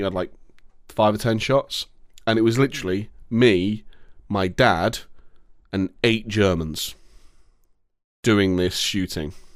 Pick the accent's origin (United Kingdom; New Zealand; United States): United Kingdom; England; I'm happy to be from England